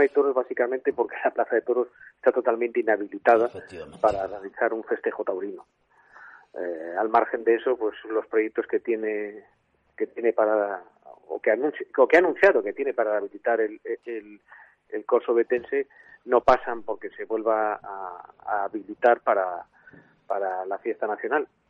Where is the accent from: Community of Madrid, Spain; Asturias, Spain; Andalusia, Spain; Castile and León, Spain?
Asturias, Spain; Piedras Blancas; ahora mismo estoy en, mi pueblo natal que es Piedras Blancas.